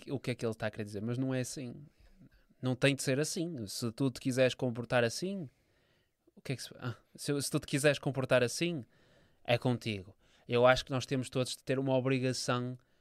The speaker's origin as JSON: {"language": "Portuguese", "country": "Portugal", "said": "eu sou português"}